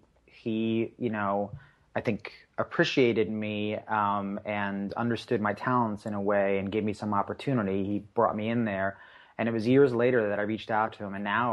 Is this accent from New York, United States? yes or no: yes; Long Island, New York, United States; In terms of just sort of like, growing up in Long Island, you had this sort of, Long Island definitely has its people they call their own